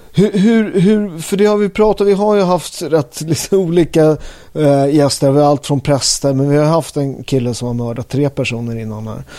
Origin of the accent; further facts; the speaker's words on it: Upplands Väsby, Stockholm County, Sweden; jag är från Upplands Väsby.